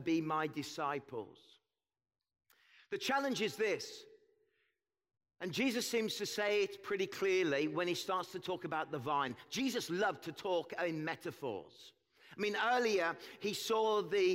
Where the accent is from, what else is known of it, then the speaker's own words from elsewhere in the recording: Birmingham, West Midlands, United Kingdom; moved away as an adult; now in Kelowna, Canada; We moved from England. We come from the Midlands, from Birmingham. If you watch that terrible show, Peaky Blinders, that's where I'm from